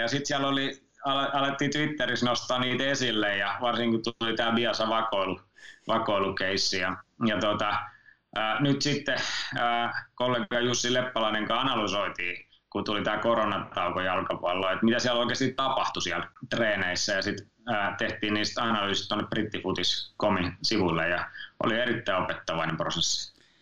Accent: Finland; mä oon Suomesta

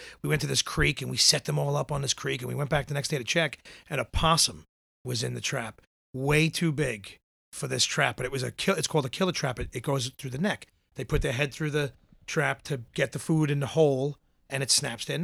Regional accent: New York City, New York, United States; I grew up in Tottenville in Staten Island, the furthest out, all the way up by the Outer Bridge. I still live in that town now

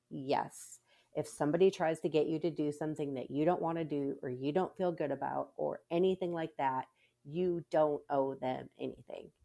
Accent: Minnesota, United States; now in Texas, United States; I grew up in Minnesota

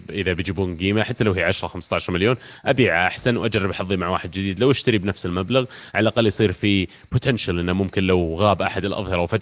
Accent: Riyadh, Riyadh Province, Saudi Arabia; مو بحر من عندنا في الرياض

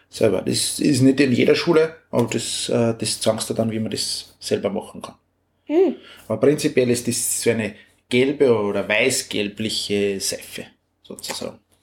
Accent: Upper Austria, Austria; bei uns in Oberösterreich

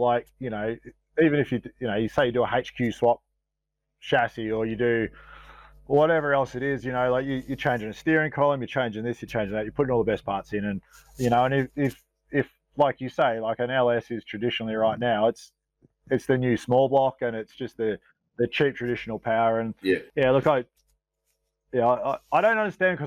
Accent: Glenrowan, Victoria, Australia; I grew up in Glen Rowan

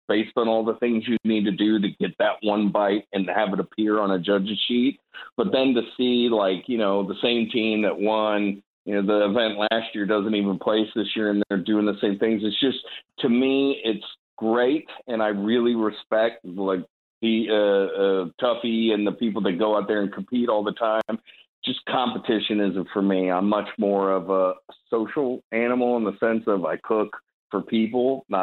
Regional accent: Northern Virginia, United States; also born or lived in Richmond, Virginia; I grew up in Northern Virginia

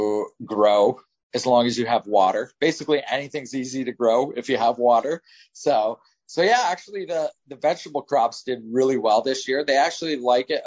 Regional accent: Ontario, Canada; I'm from Ontario

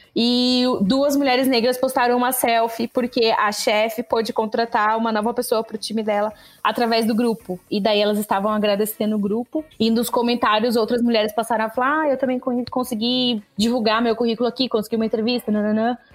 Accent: interior of São Paulo, Brazil; moved away as an adult; now in São Paulo, Brazil; eu sou do interior de São Paulo, eu não sou daqui da capital.

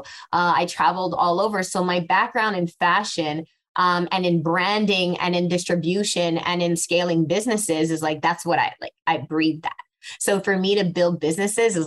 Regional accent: Montreal, Quebec, Canada; also born or lived in Casablanca, Morocco; I was born in Casablanca in Morocco. At the age of three, I moved to Montreal.

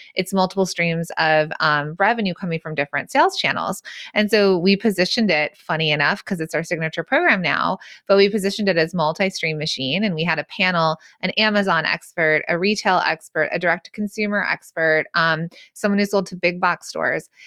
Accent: the San Fernando Valley, California, United States; accent: Valley Girl; I'm actually from the Valley.

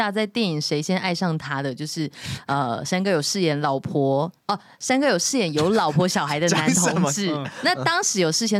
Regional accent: Tainan, Taiwan; 我是台南人

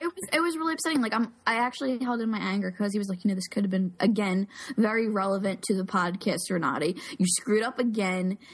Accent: Philadelphia, Pennsylvania, United States; Philly, my hometown

